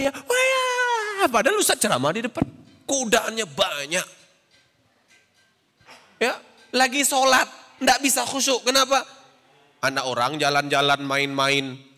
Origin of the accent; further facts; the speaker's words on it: Riau, Indonesia; Saya dulu waktu di Riau, karena saya orang Riau tidak tidak ngerti bahasa Jawa.